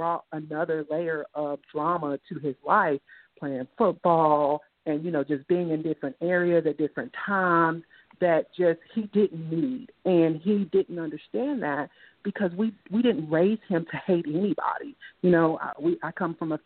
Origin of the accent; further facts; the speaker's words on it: Inglewood, California, United States; growing up in Inglewood, California